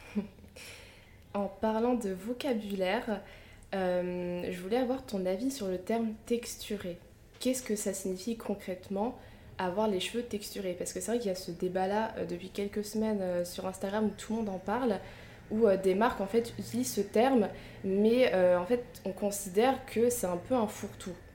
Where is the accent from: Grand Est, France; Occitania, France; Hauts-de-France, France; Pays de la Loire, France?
Hauts-de-France, France; Picardy; j'ai grandi en Picardie